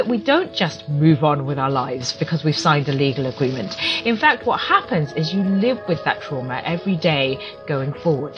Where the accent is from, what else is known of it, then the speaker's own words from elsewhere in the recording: rural England, United Kingdom; now in Silicon Valley, United States; I grew up in rural England, a little ways from London